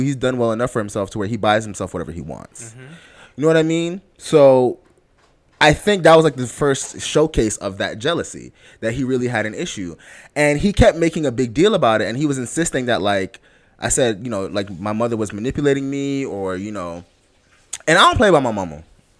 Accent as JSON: {"language": "English", "country": "Jamaica", "said": "I'm Jamaican to the core, whereas my aunts used to beat me when I was little."}